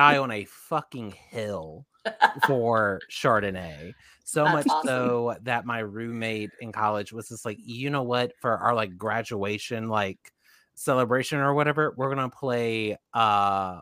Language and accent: English; Virginia, United States; we're from Virginia